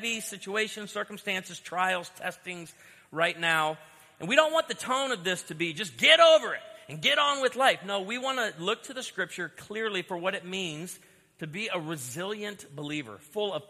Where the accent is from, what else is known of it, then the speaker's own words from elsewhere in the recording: outside of Chicago, Illinois, United States; I was born outside of Chicago